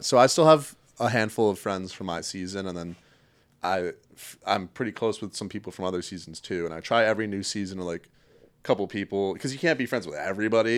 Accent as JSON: {"language": "English", "region": "Connecticut", "country": "United States", "also_born_or_lived": "Chicago", "moved": "as an adult", "lives_now": "Culver City, United States", "said": "I'm originally from Connecticut"}